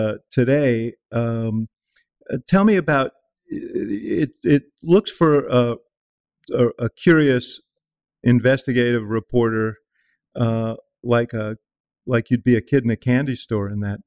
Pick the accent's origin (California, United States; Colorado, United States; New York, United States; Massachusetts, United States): New York, United States; New York City; When I was 11 years old, I grew up in New York City.